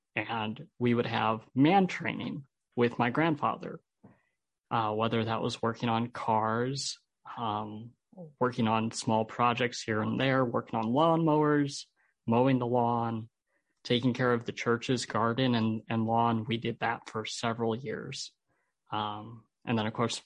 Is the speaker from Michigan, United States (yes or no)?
yes; Holland, Michigan, United States; also born or lived in Albuquerque, New Mexico; I'm from Holland. I grew up here in Holland.